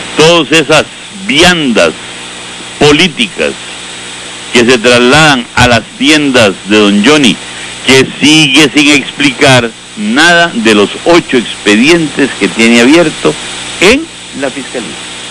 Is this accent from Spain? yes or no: no; Costa Rica; nosotros los costarricenses